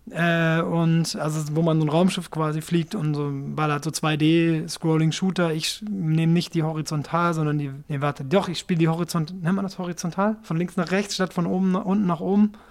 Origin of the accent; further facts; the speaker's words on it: Japan; also ich bin ja in Japan aufgewachsen, das heißt, ich bin natürlich mit Nintendo Videogames